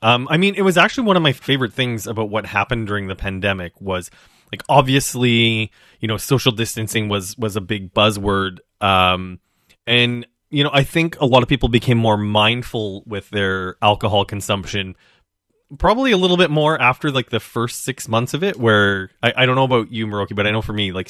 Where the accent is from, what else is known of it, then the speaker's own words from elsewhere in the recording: Regina, Saskatchewan, Canada; now in Toronto, Canada; actually not originally from Toronto. And I know that it's changed a whole lot since I moved here. But I grew up in Regina, Saskatchewan.